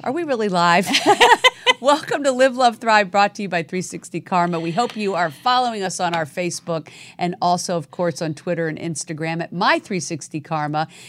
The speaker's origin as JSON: {"language": "English", "area": "right outside DC", "region": "Virginia", "country": "United States", "tie": "born or raised there", "moved": "yes", "lives_now": "Los Angeles, United States", "said": "I was born right outside D C"}